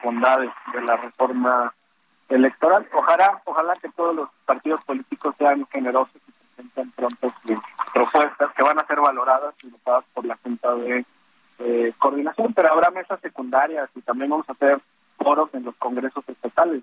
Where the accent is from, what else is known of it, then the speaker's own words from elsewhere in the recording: Guadalajara, Jalisco, Mexico; yo soy de Guadalajara, represento al Estado de, de Jalisco.